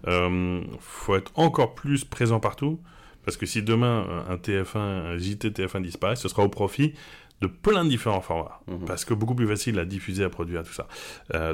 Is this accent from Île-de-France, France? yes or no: yes; Paris, Île-de-France, France; moved away as an adult; also born or lived in Shanghai, China / Normandy; now in Barcelona, Spain; je suis parisien. Hein. J'ai vécu mm. jusqu'à partir à Shanghai, j'ai vécu toute ma vie en parisien